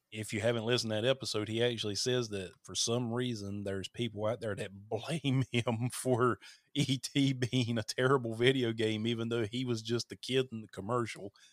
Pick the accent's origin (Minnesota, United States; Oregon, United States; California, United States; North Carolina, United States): North Carolina, United States; accent: Southern; moved away as an adult; now in Hawaii, United States; I'm from North Carolina